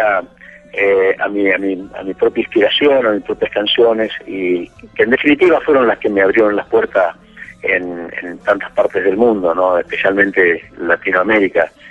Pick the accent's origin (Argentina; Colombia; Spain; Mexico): Argentina; yo estoy ahora en gira de verano aquí en mi país